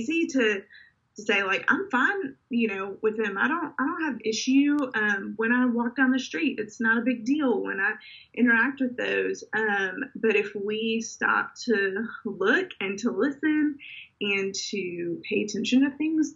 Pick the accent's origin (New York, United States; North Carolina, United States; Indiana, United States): Indiana, United States; now in Memphis, United States; growing up in Indiana